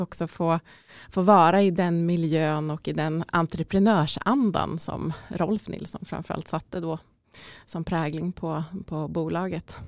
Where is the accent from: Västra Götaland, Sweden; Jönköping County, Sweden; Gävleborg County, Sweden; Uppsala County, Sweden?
Uppsala County, Sweden; Ärentuna; min resa börjar uh, i Ärentuna utanför Uppsala skulle jag säga då, där jag är uppvuxen